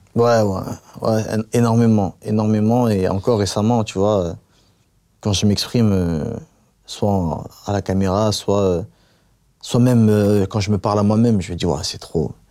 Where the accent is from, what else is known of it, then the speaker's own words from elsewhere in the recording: Paris, Île-de-France, France; also born or lived in Avignon; J'ai grandi à Paris, dans une cité, j'ai grandi à, à, Avignon aussi